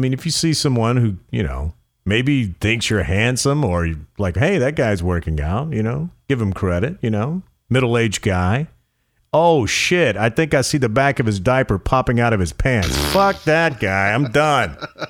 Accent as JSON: {"language": "English", "region": "the South", "country": "United States", "said": "I'm from the South"}